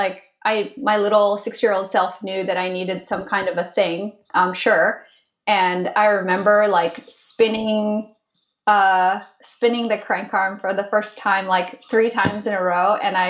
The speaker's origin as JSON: {"language": "English", "country": "India", "also_born_or_lived": "Connecticut, United States", "said": "I'm from the Himalayas. Like, that's what my body says. But physically I'm from like India and Connecticut in the US."}